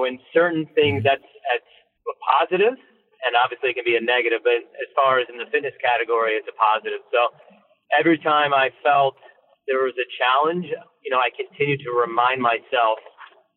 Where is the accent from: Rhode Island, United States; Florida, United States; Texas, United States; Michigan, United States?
Michigan, United States; growing up in Michigan